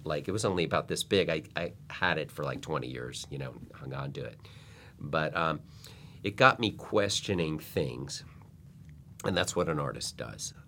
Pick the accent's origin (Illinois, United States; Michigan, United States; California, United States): Illinois, United States; Chicago; now in Los Angeles, United States; I grew up in Chicago